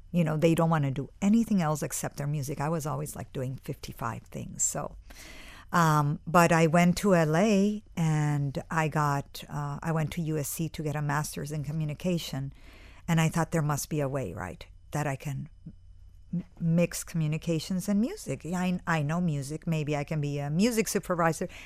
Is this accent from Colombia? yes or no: yes; Cali, Valle del Cauca, Colombia; moved away; I grew up in Colombia, in Cali, which is, uh, Colombia's third city.